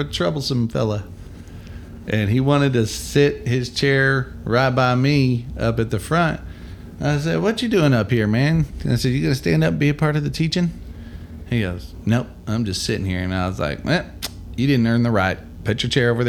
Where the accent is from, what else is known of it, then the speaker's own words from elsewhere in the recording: Amarillo, Texas, United States; we're from North Amarillo